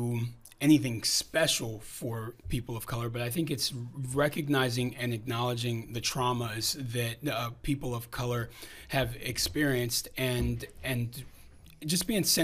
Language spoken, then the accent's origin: English; California, United States; We're from California